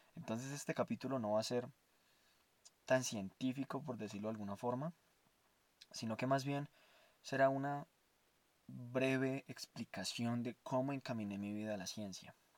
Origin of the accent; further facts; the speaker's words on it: Armenia, Quindío, Colombia; moved away; also born or lived in Bogotá; quería irme de Bogotá a mi, a mi pueblo natal, en Armenia Quindío